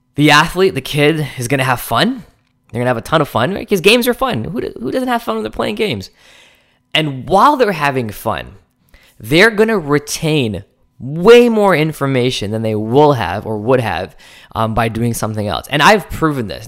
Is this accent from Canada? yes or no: yes; Canada; I'm Canadian